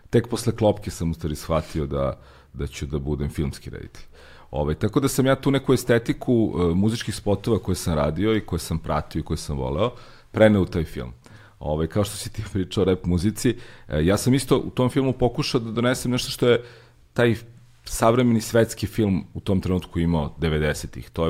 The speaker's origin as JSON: {"language": "Croatian", "region": "Belgrade", "country": "Serbia", "tie": "born or raised there", "said": "Ja nisam odrastao baš u blokovima, ali sam odrastao kod fontane, dosta blizu. Imao sam jako puno prijatelja u blokovima"}